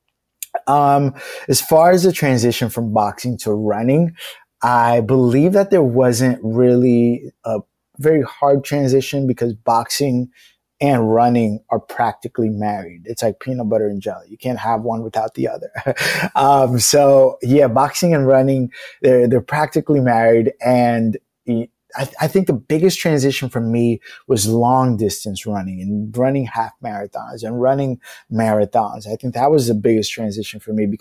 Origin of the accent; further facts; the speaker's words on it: New York City, New York, United States; growing up in low-income housing, growing up in the Bronx